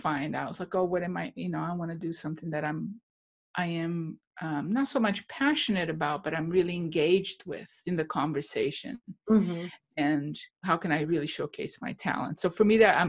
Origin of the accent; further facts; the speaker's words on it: Brazil; moved away; I come from Brazil. And I grew up in a culture in which inflation was daily